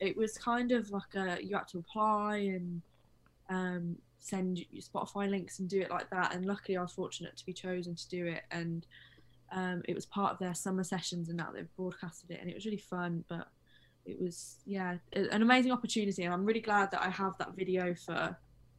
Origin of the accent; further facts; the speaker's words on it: West Midlands, United Kingdom; also born or lived in London; where I'm actually from, they're kind of like, obviously Birmingham has a really strong accent, but I'm more I'm north, I think, and just the West Midlands kind of has like so many accents. Mine is like a muddle of that, and then living in London for a bit